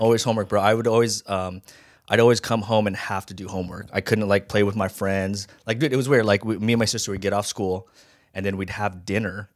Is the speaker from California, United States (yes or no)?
no; Las Vegas, Nevada, United States; also born or lived in Hawaii; raised in Vegas